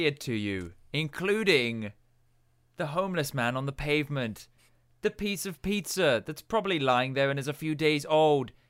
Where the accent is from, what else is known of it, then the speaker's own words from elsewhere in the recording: England, United Kingdom; moved away; being the English kid